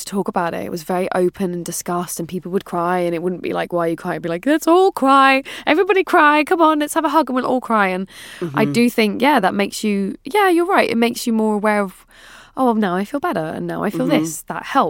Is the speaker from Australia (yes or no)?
no; London, United Kingdom; it's so different, obviously, growing up in London